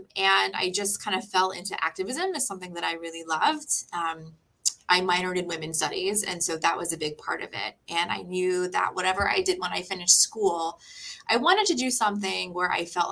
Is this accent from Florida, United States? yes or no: yes; Parkland, Florida, United States; also born or lived in Wellington, Florida; I grew up here in South Florida. So I pretty much grew up in Parkland and I live in Wellington now.